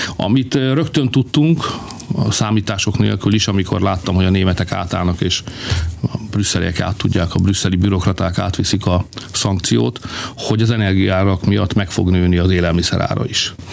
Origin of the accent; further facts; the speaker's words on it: Hungary; mi magyarok vagyunk